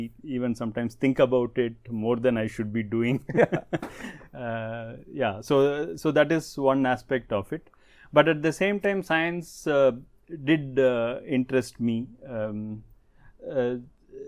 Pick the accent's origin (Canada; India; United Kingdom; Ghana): India; Chennai, Tamil Nadu; now in Pune, India; The place where I was born and brought up in Chennai, it's in North Madras, one of the most congested localities of Chennai